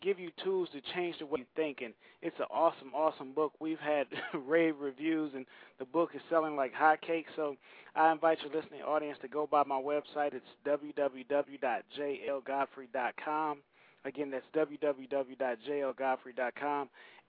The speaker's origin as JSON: {"language": "English", "town": "Saginaw", "region": "Michigan", "country": "United States", "tie": "born or raised there", "said": "Saginaw, Michigan. It's my hometown."}